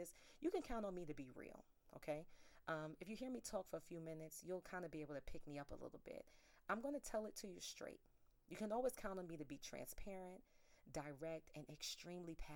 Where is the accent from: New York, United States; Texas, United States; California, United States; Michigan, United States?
New York, United States; New York City; I'm from South Bronx, New York